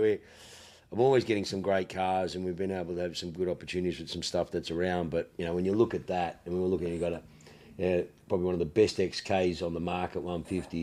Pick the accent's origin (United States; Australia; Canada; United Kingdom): Australia; accent: ocker; I'm so fucking ocker